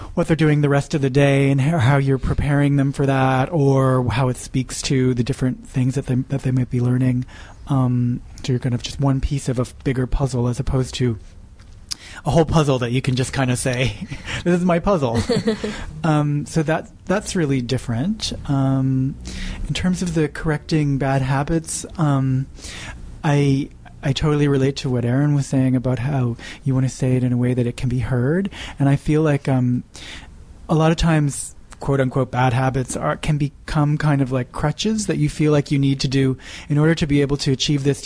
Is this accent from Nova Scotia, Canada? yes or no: yes; Nova Scotia, Canada; moved away as an adult; now in Montreal, Canada; Originally, I grew up in Nova Scotia.